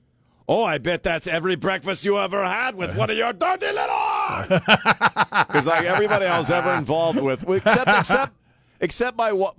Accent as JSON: {"language": "English", "region": "New Jersey", "country": "United States", "tie": "born or raised there", "said": "in my early 20s, again, born and raised in South Jersey."}